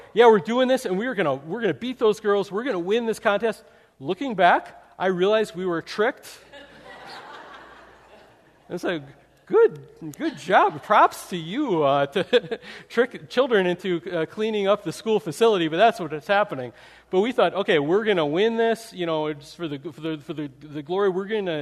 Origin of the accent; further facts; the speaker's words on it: Wisconsin, United States; I grew up in Wisconsin